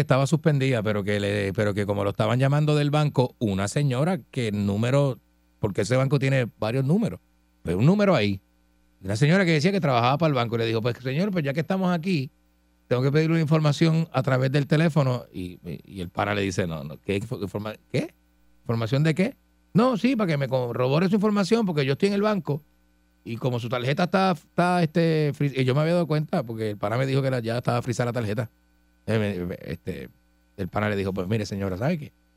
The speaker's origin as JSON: {"language": "Spanish", "country": "Puerto Rico", "tie": "born or raised there", "said": "yo nací en Puerto Rico."}